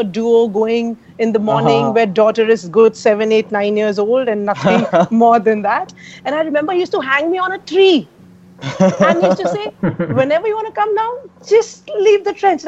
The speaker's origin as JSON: {"language": "English", "region": "Delhi", "country": "India", "tie": "born or raised there", "said": "I'm basically from Punjab, Jalandhar to be precise. That's where my forefathers are from, but I've been born and brought up in Delhi."}